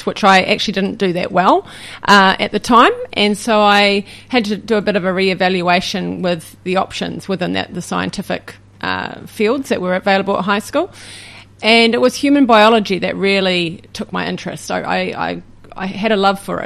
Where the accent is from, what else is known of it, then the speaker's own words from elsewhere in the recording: Waitakere, Auckland, New Zealand; now in Napier, New Zealand; I grew up in Waitakere